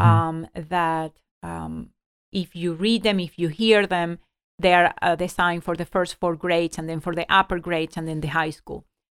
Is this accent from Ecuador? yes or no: yes; Ecuador; moved away; I grew up in Ecuador